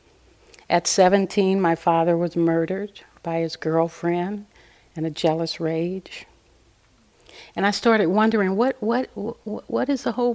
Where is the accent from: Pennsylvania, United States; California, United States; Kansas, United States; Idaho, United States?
California, United States; Los Angeles; moved away as an adult; also born or lived in Pasadena, California / Altadena, California / Santa Cruz, California; I was raised in South Central Los Angeles.